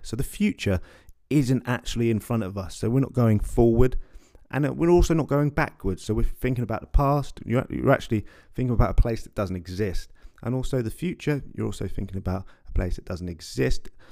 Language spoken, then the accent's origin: English; London, United Kingdom; I'm a guy from West London